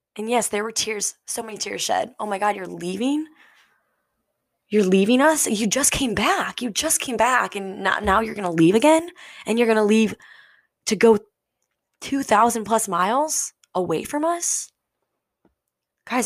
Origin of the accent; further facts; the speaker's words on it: St. Louis, Missouri, United States; moved away as an adult; I grew up, born and raised in St. Louis, Missouri, right smack dab in the Midwest